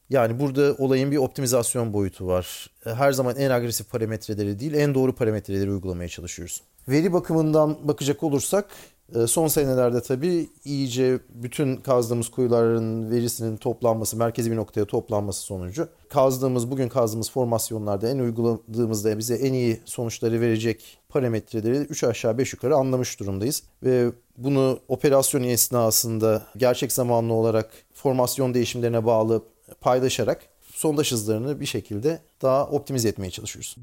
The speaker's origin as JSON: {"language": "Turkish", "region": "Ankara", "country": "Turkey", "tie": "born or raised there", "also_born_or_lived": "Angola / Texas", "moved": "as an adult", "lives_now": "Houston, United States", "said": "Ankara doğumluyum."}